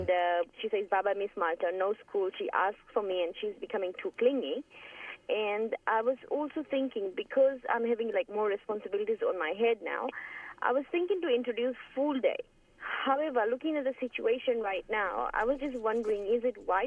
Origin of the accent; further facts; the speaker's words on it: Fiji; moved away; I'm from Fiji